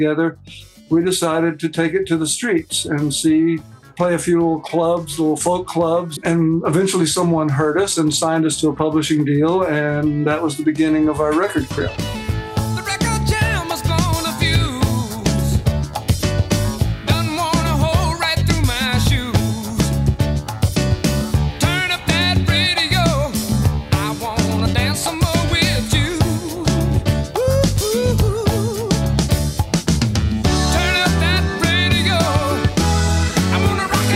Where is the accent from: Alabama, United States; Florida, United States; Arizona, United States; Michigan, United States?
Alabama, United States; my hometown in Alabama